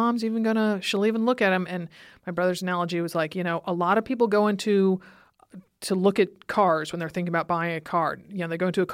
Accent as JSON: {"language": "English", "town": "Stamford", "region": "Connecticut", "country": "United States", "tie": "born or raised there", "moved": "yes", "said": "I grew up in Stamford, Connecticut, where my parents still live"}